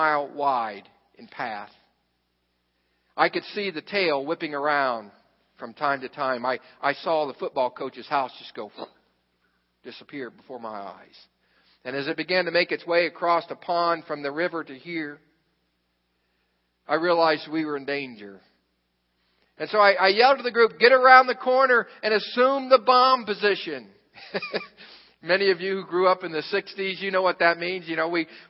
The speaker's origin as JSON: {"language": "English", "town": "Xenia", "region": "Ohio", "country": "United States", "tie": "born or raised there", "said": "I grew up in Xenia, Ohio"}